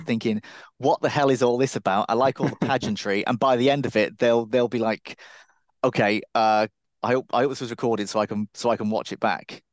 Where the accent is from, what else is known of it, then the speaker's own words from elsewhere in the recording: Cardiff, Wales, United Kingdom; I'm originally from Cardiff, and that, I considered that to be a party town.